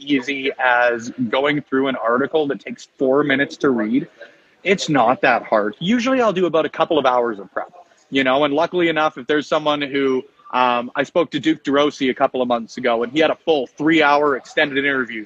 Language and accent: English; Edmonton, Alberta, Canada; I'm from Edmonton